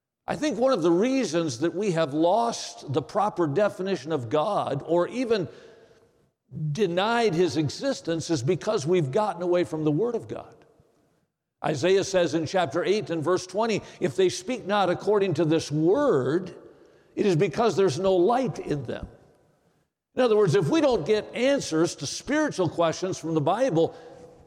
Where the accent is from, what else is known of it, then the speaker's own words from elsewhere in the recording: Watertown, Wisconsin, United States; Watertown, Wisconsin, my hometown